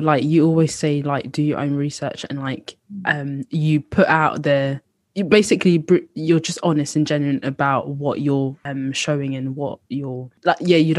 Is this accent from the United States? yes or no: no; Mauritius; also born or lived in Beau Bassin, Mauritius; now in United Kingdom; I grew up in Mauritius, was born there